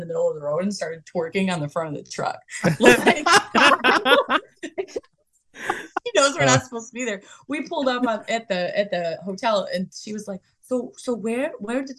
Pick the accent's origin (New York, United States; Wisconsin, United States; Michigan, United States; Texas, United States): Michigan, United States; Detroit; we're from Detroit, Michigan.